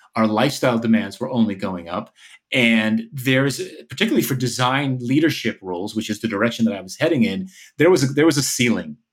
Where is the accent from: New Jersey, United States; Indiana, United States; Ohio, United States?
New Jersey, United States; outside of New York City; moved away as an adult; which is where I grew up in New Jersey, outside of New York City